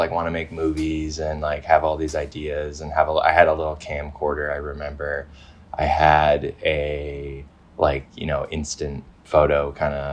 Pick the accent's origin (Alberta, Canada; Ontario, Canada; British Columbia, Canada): British Columbia, Canada; Vancouver Island; also born or lived in North Carolina; I'm from Vancouver Island, which is obviously like right on the west coast, just south of Alaska. Born and raised here